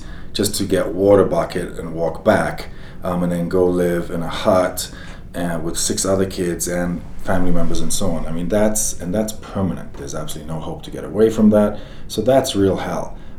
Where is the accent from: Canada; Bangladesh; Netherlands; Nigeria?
Nigeria; also born or lived in Beirut, Lebanon; I grew up in Nigeria, Africa, and Beirut, Lebanon, so I've seen hell actually take place.